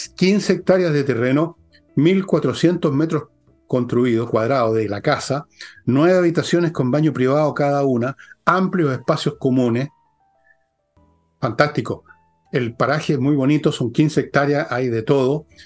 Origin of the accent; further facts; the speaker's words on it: Chile; somos todos chilenos